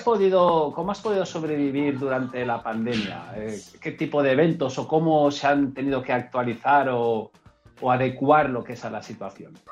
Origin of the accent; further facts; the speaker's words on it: Enguera, Valencian Community, Spain; desde mi pueblo, desde Enguera